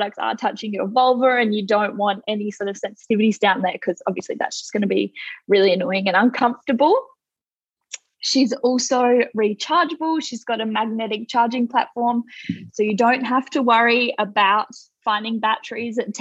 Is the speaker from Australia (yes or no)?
yes; Australia; If you can't tell from my accent, I'm from Australia